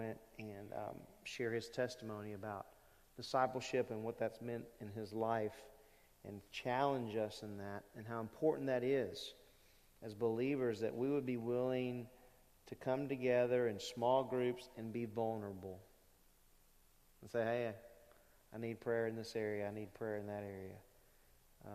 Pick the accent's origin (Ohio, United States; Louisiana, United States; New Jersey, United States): Louisiana, United States; Lake Charles; I grew up in Lake Charles Bible Church